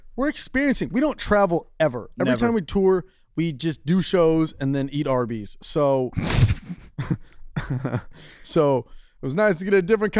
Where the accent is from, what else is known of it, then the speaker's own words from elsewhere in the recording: United States; They knew that we were Americans